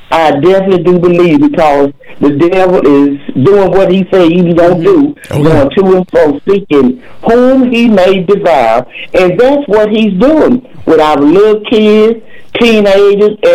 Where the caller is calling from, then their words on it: Atlanta, Texas, United States; I'm calling from Atlanta, Texas.